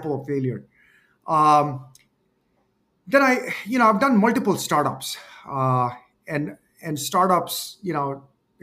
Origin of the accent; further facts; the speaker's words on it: India; moved away as an adult; also born or lived in Wisconsin, United States; I came from India